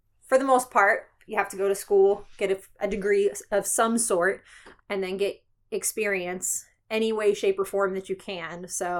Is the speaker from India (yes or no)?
no; Philadelphia, Pennsylvania, United States; I grew up right outside of Philadelphia, so America's first zoo there, Philadelphia Zoo.